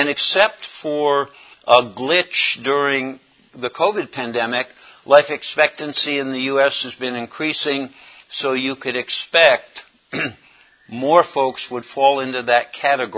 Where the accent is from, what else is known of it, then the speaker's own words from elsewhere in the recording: Raleigh, North Carolina, United States; I am from Raleigh, North Carolina